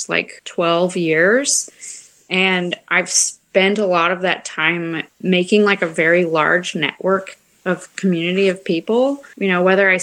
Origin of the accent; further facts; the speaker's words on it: Midwest, United States; I grew up in the Midwest